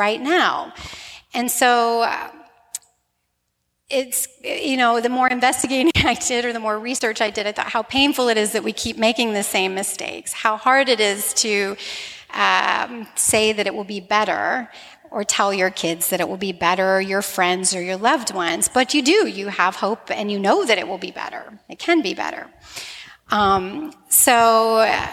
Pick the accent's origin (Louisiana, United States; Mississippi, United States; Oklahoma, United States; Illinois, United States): Louisiana, United States; Slidell; my hometown of Slidell